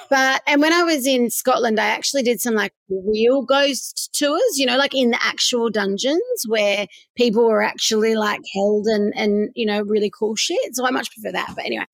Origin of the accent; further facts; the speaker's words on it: Melbourne, Victoria, Australia; also born or lived in Perth; Now, I'm half from Perth, half from Melbourne. And when I was in Melbourne, I always lived in St Kilda.